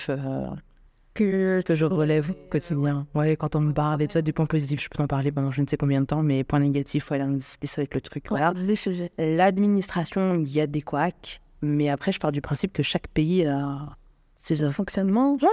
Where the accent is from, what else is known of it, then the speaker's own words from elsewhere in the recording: Algeria; now in Morocco; moi je suis algérienne d'origine, donc du coup je dois faire une demande de, visa pour, euh, pour vivre au Maroc.